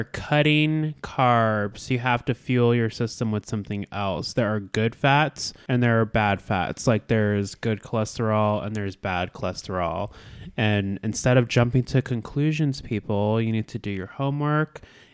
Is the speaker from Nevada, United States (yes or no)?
no; Alaska, United States; moved away as an adult; born and raised in Alaska